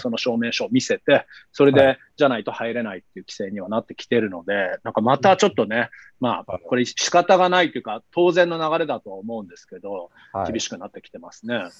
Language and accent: Japanese; Canada; 同じカナダ人としては